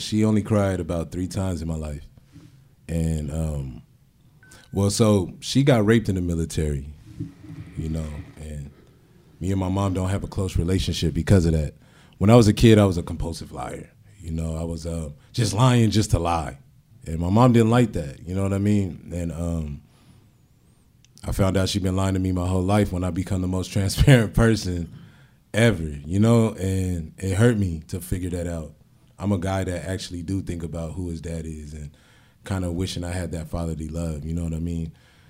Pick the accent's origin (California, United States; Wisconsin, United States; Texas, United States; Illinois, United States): California, United States; San Diego; also born or lived in Portsmouth, Virginia / Norfolk, Virginia; I'm originally from Portsmouth, Virginia. My mom was in the military for 20 years. I was raised in Norfolk until I was 7. She got stationed out here. And San Diego changed my life.